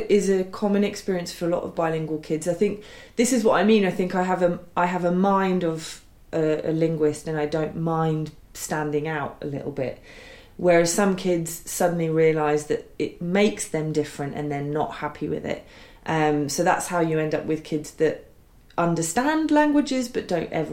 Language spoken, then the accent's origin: English; England, United Kingdom; I've always said that I'm English or British and my mother is French and my father is Irish, because I'm acutely aware that my childhood, my adolescence, really formative years were here, and I do feel strongly British in that way.